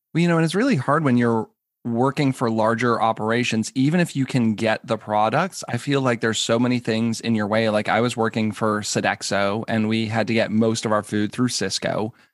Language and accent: English; New England, United States; also born or lived in Minneapolis; now in Maryland, United States; I grew up in New England